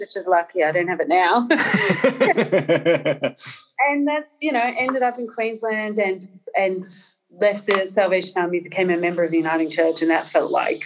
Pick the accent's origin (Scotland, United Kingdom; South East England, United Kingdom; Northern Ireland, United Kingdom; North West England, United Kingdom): Northern Ireland, United Kingdom; born in Northern Ireland in a Catholic family, so there were certain political leanings and assumptions, especially around class and things like colonialism, that I was raised on.